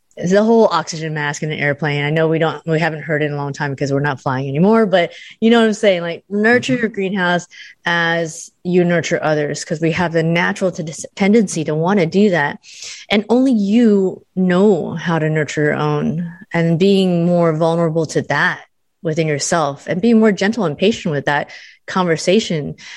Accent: United States; I'm Asian American

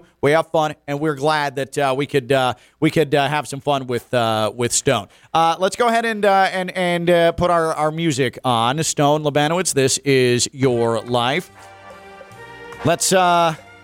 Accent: Illinois, United States; moved away; I grew up in Illinois

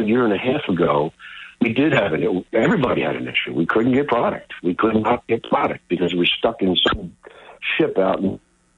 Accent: Philadelphia, Pennsylvania, United States; I grew up in Philly

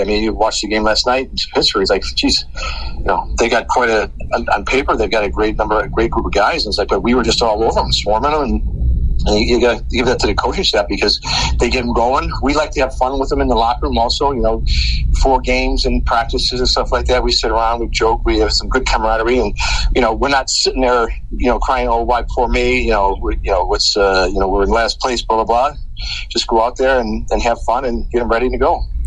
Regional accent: Chicago, Illinois, United States; we're from Chicago, uh, born and raised

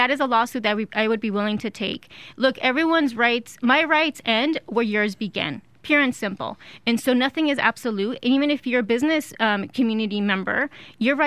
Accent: El Paso, Texas, United States; also born or lived in Ciudad Juárez, Mexico; I grew up in El Paso and Juarez

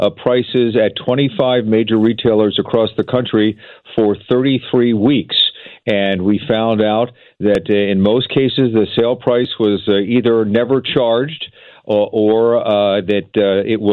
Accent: Philadelphia, Pennsylvania, United States; I grew up in Philadelphia

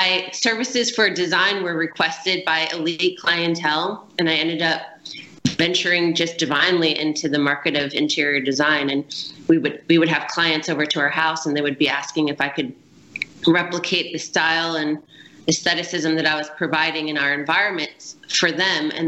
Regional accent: Connecticut, United States; moved away as an adult; also born or lived in Biloxi, Mississippi / Bay St. Louis, Mississippi / Manhattan, New York / Los Angeles, California; now in Ocean Springs, United States; I had the privilege of growing up in Connecticut and beautiful New England

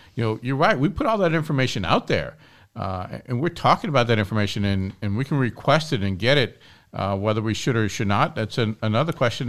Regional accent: Kenner, Louisiana, United States; growing up in Kenner. That was my senior year of high school. And I grew up in Our Lady Perpetual Help Parish

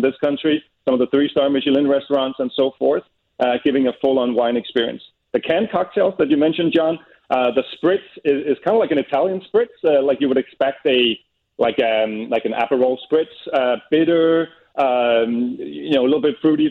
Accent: Copenhagen, Capital Region of Denmark, Denmark; English is a second language; We're from Copenhagen ourselves.

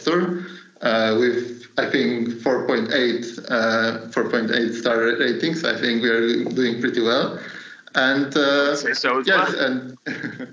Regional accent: Poland; moved away as an adult; also born or lived in Germany; I was working a bit far from my hometown. So I'm from Poland, and I was working in Germany

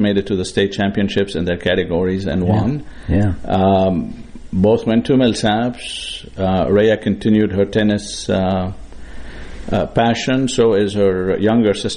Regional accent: Beirut, Beirut Governorate, Lebanon; moved away as an adult; now in United States; I grew up in Beirut, Lebanon

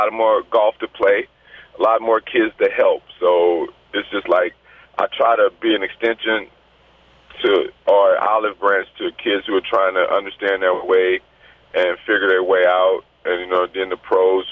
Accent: the South, United States; I'm from the South

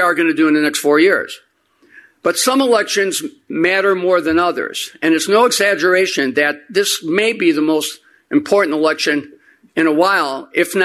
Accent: Chicago, Illinois, United States; Chicagoan through and through. As mentioned, I was born in Roseland on the south side, where my immigrant grandparents settled neatly a century ago

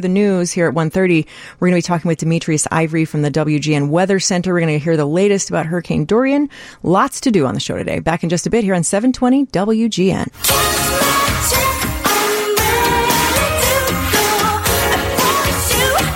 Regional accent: Texas, United States; I grew up in Texas

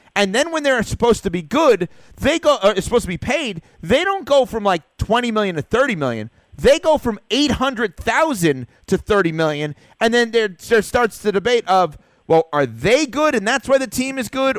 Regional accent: New York, United States; growing up in New York

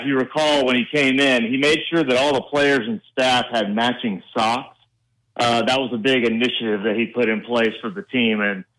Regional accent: LaGrange, Georgia, United States; I grew up in LaGrange, Georgia, which is right down the road from Auburn.

